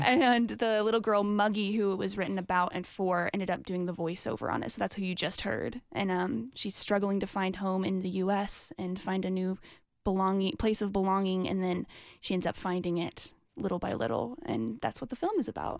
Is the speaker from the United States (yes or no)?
yes; Franklin, Tennessee, United States; I grew up in Franklin, so I'm from Nashville